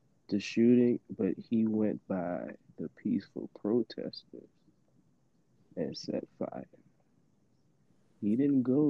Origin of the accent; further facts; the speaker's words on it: New Orleans, Louisiana, United States; he's from my hometown